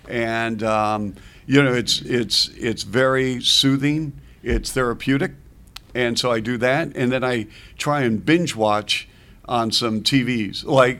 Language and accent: English; Seattle, Washington, United States; now in Chicago, United States; So in Seattle, when I was growing up, we had this Pike Place Market.